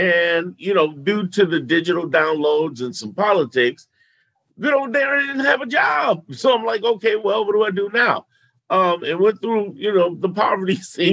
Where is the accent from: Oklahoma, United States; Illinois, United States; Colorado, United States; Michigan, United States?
Illinois, United States; Chicago; also born or lived in New York; I'm a native. I was born in New York, raised in Chicago